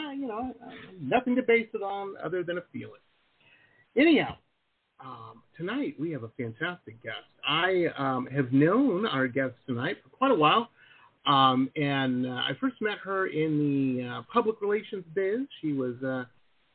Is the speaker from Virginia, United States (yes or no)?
no; Detroit, Michigan, United States; I grew up in Metro Detroit. So, I'm firmly Midwestern myself.